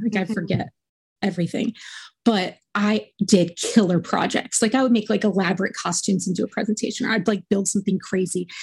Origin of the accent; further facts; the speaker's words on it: Richmond, Virginia, United States; I grew up in Richmond, Virginia, in like a like a middle class suburb